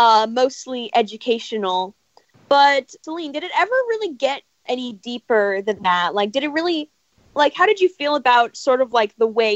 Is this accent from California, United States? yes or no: yes; Los Angeles, California, United States; from Los Angeles, California, and you're listening to Kids First Coming Attractions.